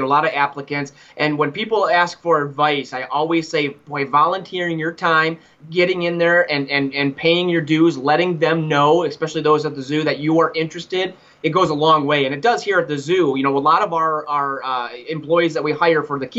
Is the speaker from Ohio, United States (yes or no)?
yes; Cleveland, Ohio, United States; moved away as an adult; also born or lived in Tampa, Florida; now in Montana, United States; I grew up in Cleveland, Ohio. I'm a Cleveland boy